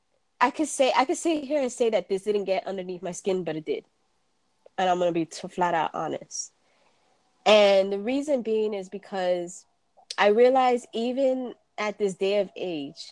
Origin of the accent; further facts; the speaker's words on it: New York City, New York, United States; moved away; also born or lived in Florida; growing up in New York, it was the quintessential melting pot